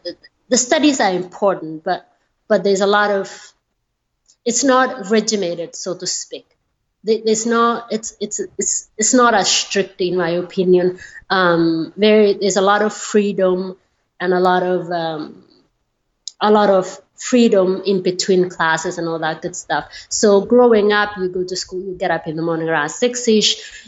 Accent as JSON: {"language": "English", "country": "Kenya", "tie": "born or raised there", "said": "You know, I had a happy childhood. It is different because it's a different culture."}